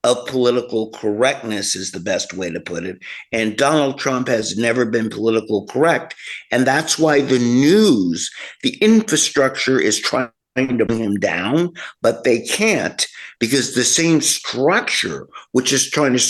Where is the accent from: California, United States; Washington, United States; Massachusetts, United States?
California, United States; I'm from California, this really big state